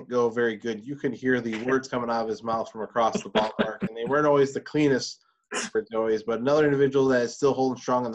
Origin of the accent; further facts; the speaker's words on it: Kenosha, Wisconsin, United States; beautiful Kenosha, my hometown